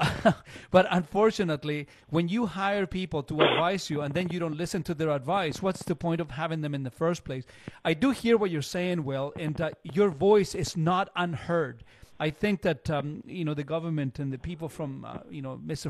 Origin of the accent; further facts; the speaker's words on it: Chile; now in Canada; I, I grew up in Chile, and it's all metric